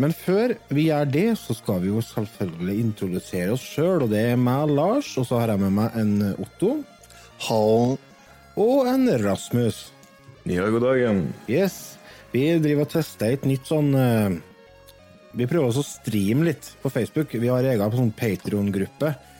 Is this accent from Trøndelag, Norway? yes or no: yes; Verdal, Trøndelag, Norway; jeg er fra Verdalen